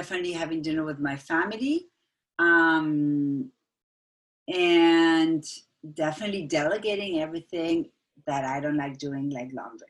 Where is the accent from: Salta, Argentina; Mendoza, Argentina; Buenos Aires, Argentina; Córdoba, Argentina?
Buenos Aires, Argentina; English is a second language; moved away as an adult; now in Dartmouth, United States; My mom is Austrian and my dad is Argentinian, but I was born and raised in Buenos Aires